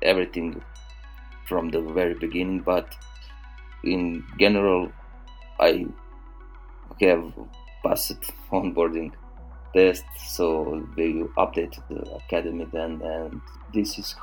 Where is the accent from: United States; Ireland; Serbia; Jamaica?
Serbia; I'm from Serbia, started working with Test.io